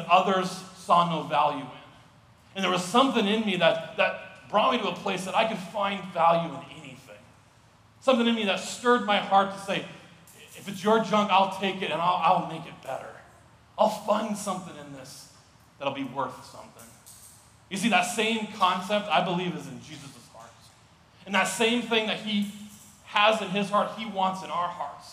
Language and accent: English; Missoula, Montana, United States; moved away as an adult; now in Sioux Falls, United States; As a kid, I grew up in Missoula, Montana as a kid